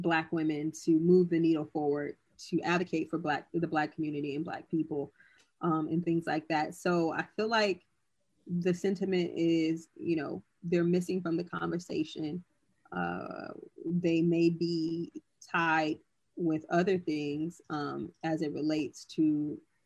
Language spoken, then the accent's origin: English; California, United States; I'm from California